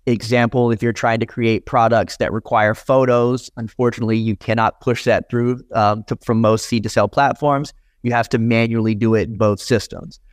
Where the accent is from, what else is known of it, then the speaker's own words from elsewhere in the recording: South Carolina, United States; moved away as an adult; also born or lived in California; I grew up in South Carolina, which was a pretty heavily illegal state.